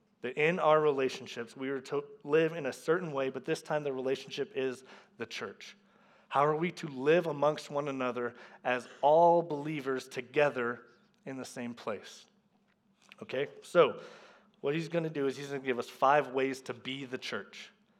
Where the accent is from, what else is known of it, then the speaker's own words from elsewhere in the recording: the South, United States; I grew up in the South, and so it doesn't just mean that you grew up in the South.